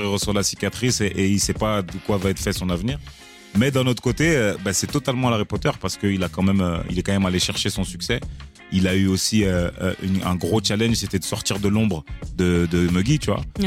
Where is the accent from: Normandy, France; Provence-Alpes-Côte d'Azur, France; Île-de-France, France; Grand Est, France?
Provence-Alpes-Côte d'Azur, France; Marseille; je suis Marseillais de pure souche